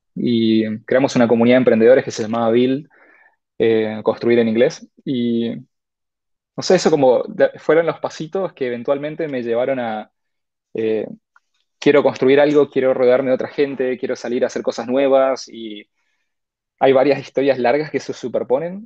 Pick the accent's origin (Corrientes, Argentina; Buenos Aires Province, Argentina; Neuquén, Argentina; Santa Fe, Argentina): Corrientes, Argentina; moved away as an adult; now in Buenos Aires, Argentina; soy correntino, nací en Corrientes Capital, creo que hasta los 23, 24 años estuve ahí